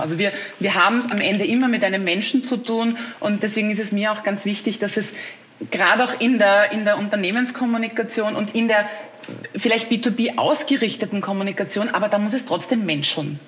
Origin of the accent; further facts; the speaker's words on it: Austria; als Österreicherin weiß ich das, wie wichtig auch Dialekt und Mundart und so ist